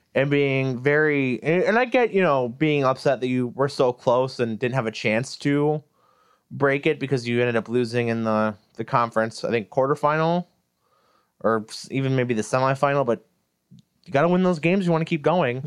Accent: United States; I'm American, not Canadian.

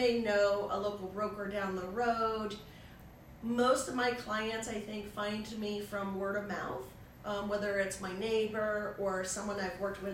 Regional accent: Vermont, United States; now in Connecticut, United States; I'm originally from Vermont

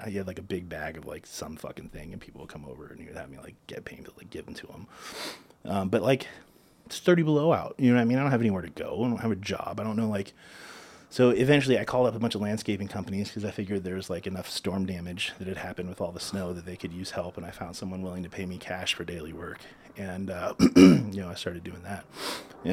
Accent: South Florida, United States; I'm from South Florida

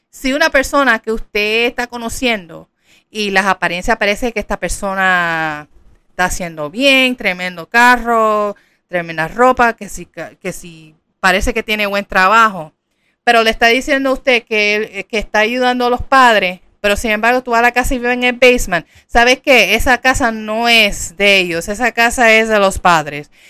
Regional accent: Puerto Rico; yo soy puertorriqueña, en Puerto Rico, bougie significa come mierda.

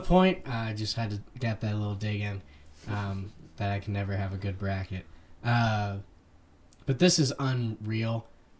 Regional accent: Ohio, United States; growing up in Ohio, being around Miami, Ohio, and Bowling Green

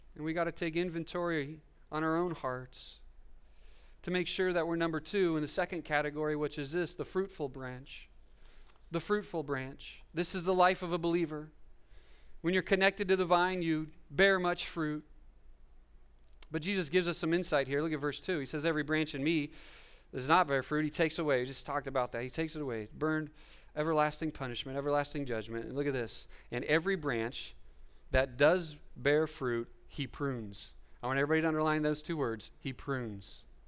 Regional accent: Fresno, California, United States; I'm from Fresno, which is the Central Valley

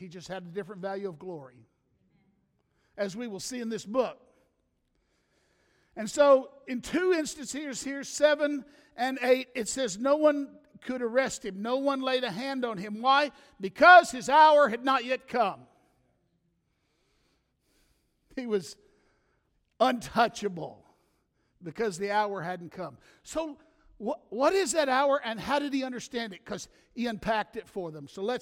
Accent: the South, United States; I'm from the South

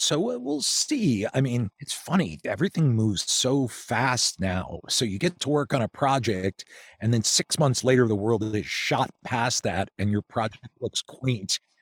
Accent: outside Philadelphia, Pennsylvania, United States; moved away as an adult; also born or lived in Chicago; I grew up outside Philly, then went to college in Philly

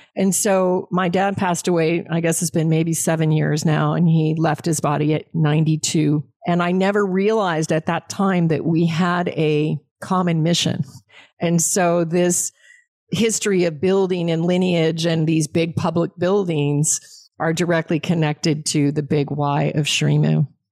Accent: Alaska, United States; I was raised in Alaska on game meet.

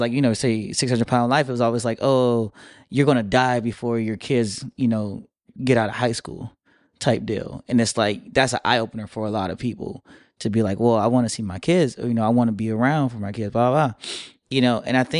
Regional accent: Michigan, United States; now in Miami, United States; Like, I came from Michigan all the way down to Miami with a hope and a dream, with $300 in my pocket, and now I do pretty good.

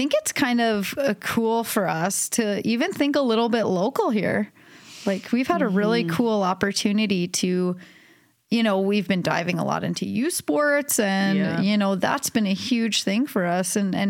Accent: Winnipeg, Manitoba, Canada; We are all from Winnipeg, Manitoba.

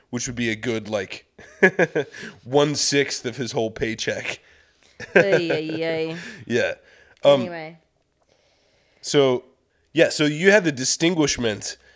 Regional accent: Midwest, United States; See, I grew up in the Midwest, but I I I fucking I'm so embarrassed by it.

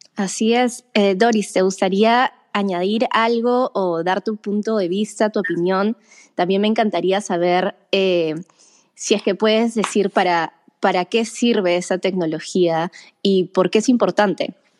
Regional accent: Peru; los dos somos peruanos

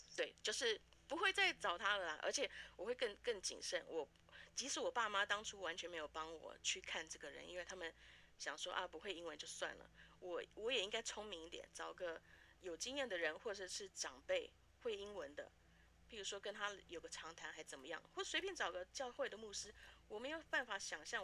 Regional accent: Taiwan; moved away as an adult; also born or lived in Canada / Vancouver, Canada; now in Fargo, United States; 在台湾长大，然后美，呃，是来美国读大学，后来跟家人移民到加拿大，就开始做事

